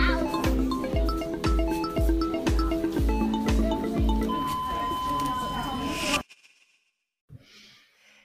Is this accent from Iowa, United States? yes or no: no; Poway, California, United States; I'm from Poway.